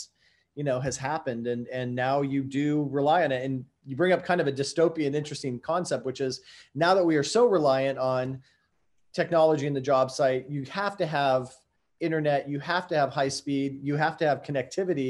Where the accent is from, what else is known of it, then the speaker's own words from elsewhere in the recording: San Diego, California, United States; grew up down in San Diego, California